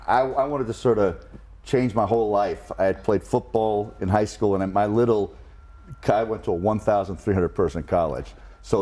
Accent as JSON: {"language": "English", "region": "New Jersey", "country": "United States", "said": "But in Jersey, where I was, whore, you say hua."}